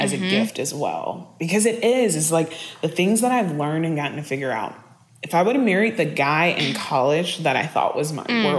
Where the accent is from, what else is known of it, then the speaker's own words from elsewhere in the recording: the South, United States; I grew up in the South. I grew up in the South with church.